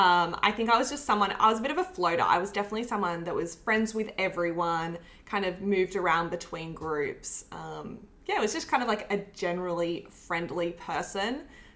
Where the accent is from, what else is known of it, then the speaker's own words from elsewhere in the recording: Canberra, Australian Capital Territory, Australia; moved away as an adult; also born or lived in Brisbane; now in Sydney, Australia; For me, I left home at 18. So I grew up in Canberra and then I moved to Brisbane for a year and then I moved down to Sydney.